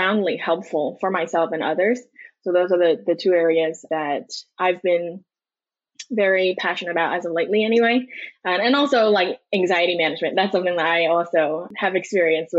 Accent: New York City, New York, United States; also born or lived in China; I was born and raised in New York City, Manhattan. I did spend a couple years early on in rural China, but I came out here again for first grade

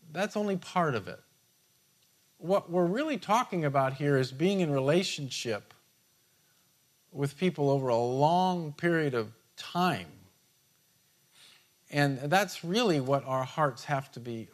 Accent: United States; being an American

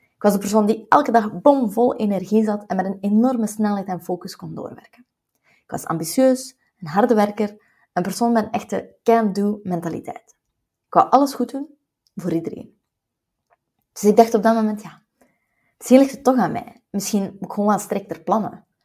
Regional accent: West Flanders, Belgium; als West-Vlaming

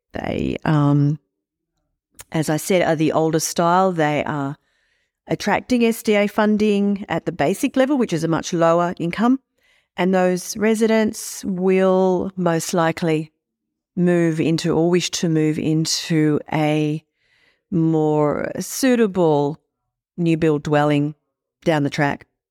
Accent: Sydney, New South Wales, Australia; I grew up in Sydney

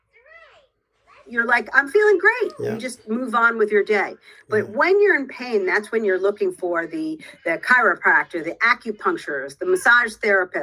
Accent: outside of New York City, United States; I grew up outside of New York City.

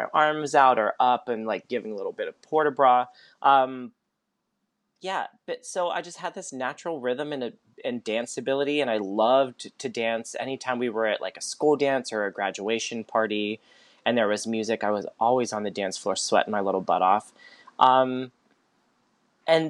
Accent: Pittsburgh, Pennsylvania, United States; I grew up in Pittsburgh

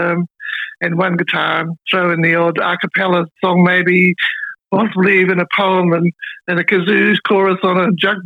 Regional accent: Melbourne, Victoria, Australia; moved away as an adult; also born or lived in Sydney / Brisbane / East Gippsland, Victoria; I'm back in Melbourne. My first 3 decades of my life were based in Melbourne

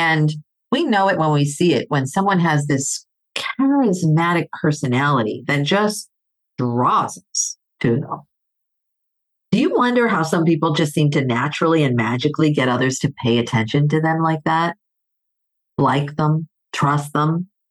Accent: Greece; moved away; I grew up in Greece.

